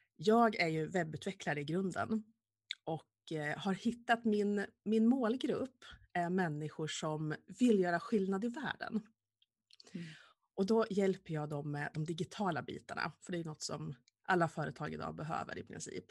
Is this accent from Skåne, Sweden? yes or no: no; Vilhelmina, Västerbotten County, Sweden; jag ville gärna bo kvar hemma i Vilhelmina